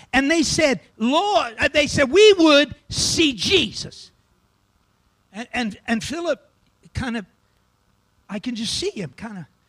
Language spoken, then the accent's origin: English; Mississippi, United States; I'm from Mississippi